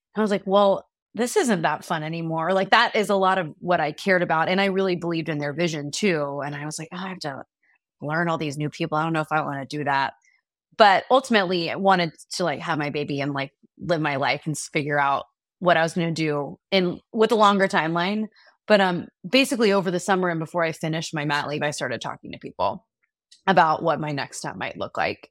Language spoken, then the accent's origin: English; Dallas, Texas, United States; moved away as an adult; also born or lived in Austin, Texas; now in New York, United States; my husband and I are both from Texas, we're both from Dallas